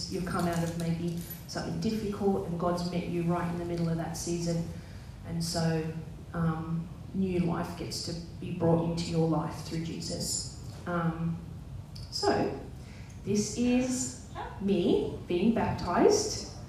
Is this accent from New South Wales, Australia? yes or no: yes; New South Wales, Australia; I grew up in the Southern Highlands, and we kind of moved around a fair bit in my younger years. And then we moved to Bosley Park